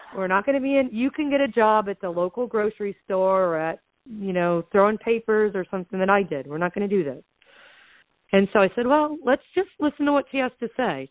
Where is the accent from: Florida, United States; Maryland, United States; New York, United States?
Florida, United States; Southwest; I was born and raised in Southwest Florida